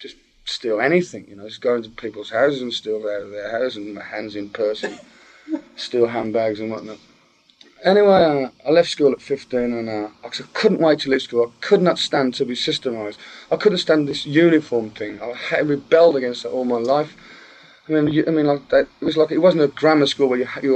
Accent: Birmingham, West Midlands, United Kingdom; I grew up in a small part of Birmingham called Aston, and I spent about 19 years of my life in the same house

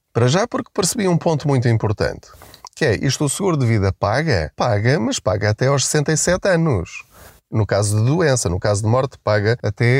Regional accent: Portugal; nós enquanto portugueses

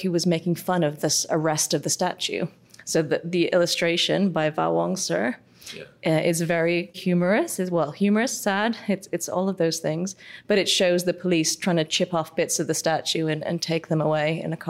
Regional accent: Hong Kong; I am from Hong Kong, and so I am as Hong Kong as they come

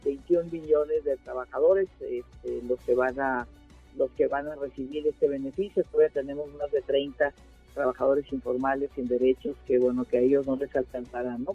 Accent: Mexico; esta idea que tenemos en México

